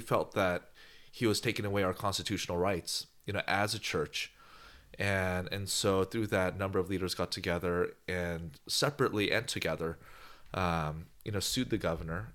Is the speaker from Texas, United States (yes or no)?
no; Bay Area, California, United States; moved away as an adult; also born or lived in Los Angeles; now in Bakersfield, United States; I grew up in the Bay Area, San Francisco, San Jose, Oakland, and moved to L A.